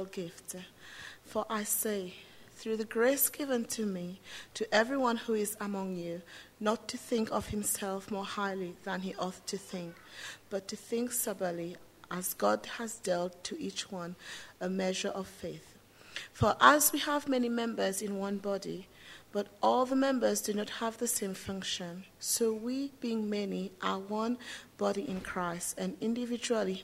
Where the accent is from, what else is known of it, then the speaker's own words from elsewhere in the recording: Seychelles; I come from Seychelles